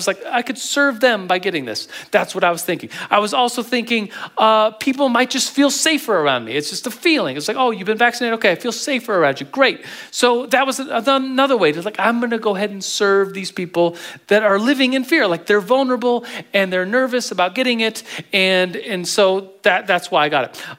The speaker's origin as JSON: {"language": "English", "country": "United States", "said": "as a Christian, as an American"}